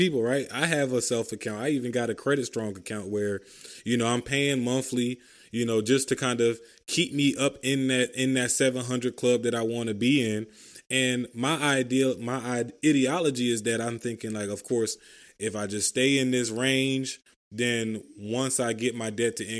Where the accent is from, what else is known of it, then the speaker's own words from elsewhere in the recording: Philadelphia, Pennsylvania, United States; I'm from Philly